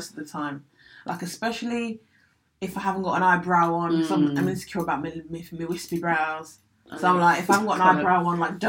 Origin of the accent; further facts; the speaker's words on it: Essex, East of England, United Kingdom; I grew up in Essex